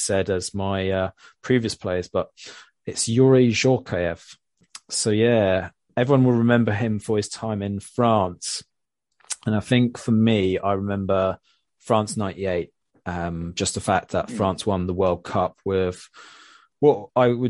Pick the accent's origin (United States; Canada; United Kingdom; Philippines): United Kingdom; England; as an Englishman